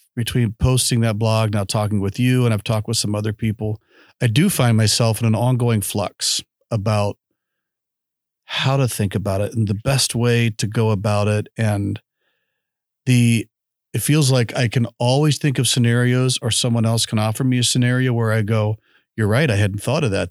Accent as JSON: {"language": "English", "country": "United States"}